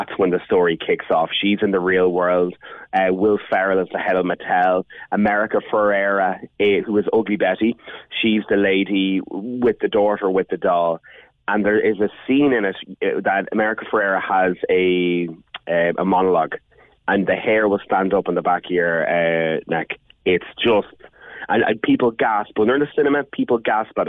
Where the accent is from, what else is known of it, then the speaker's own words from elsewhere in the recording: Ireland; being Irish